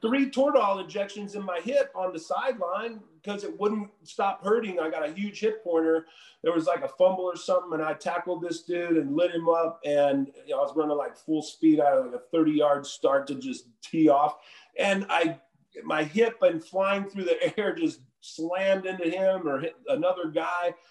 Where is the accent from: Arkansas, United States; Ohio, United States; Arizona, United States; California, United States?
California, United States; Southern; also born or lived in Utah / Moses Lake, Washington; I grew up in Southern California. I moved to Southern California when I was 10